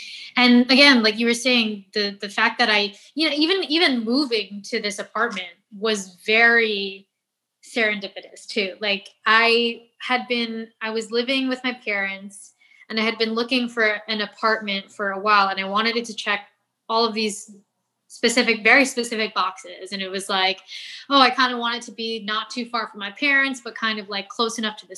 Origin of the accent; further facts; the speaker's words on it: Philippines; the fact that I'm doing Filipino food and I am Filipino